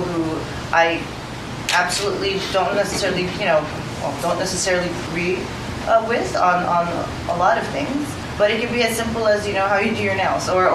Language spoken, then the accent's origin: English; Norway; moved away; I grew up in Norway